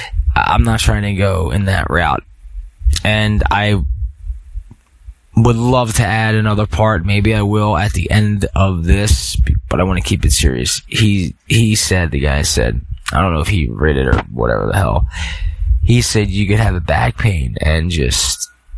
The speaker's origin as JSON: {"language": "English", "town": "Philadelphia", "region": "Pennsylvania", "country": "United States", "said": "Sorry, I'm from Philly, so I'll say it like mind over matter."}